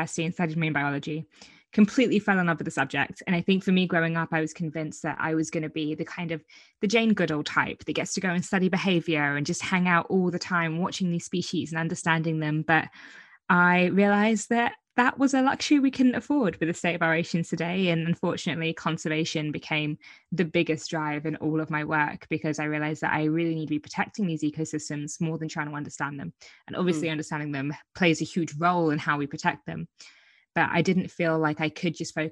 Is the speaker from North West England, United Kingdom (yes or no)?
no; Brighton, South East England, United Kingdom; where I'm from Brighton, the south coast of England